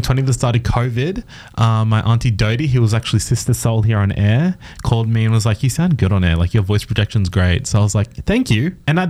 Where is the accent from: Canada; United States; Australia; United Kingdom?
Australia; Nambour, Queensland; moved away as an adult; now in Townsville, Australia; And then my father's from up here, Bindle, Wagoogaba Ways here in Townsville. But I originally was born and raised on the Sunshine Coast. So, yeah, 14 hours drive south.